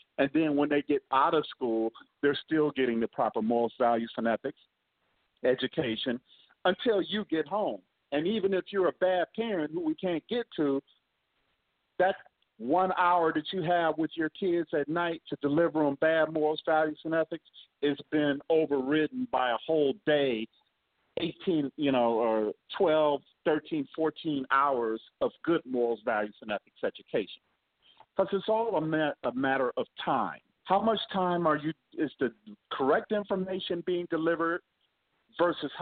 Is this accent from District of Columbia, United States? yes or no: no; Akron, Ohio, United States; my hometown, by the way, Akron, Ohio